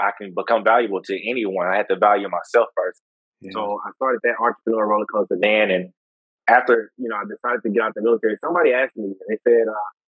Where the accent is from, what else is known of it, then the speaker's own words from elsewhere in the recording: Houston, Texas, United States; I'm originally from Houston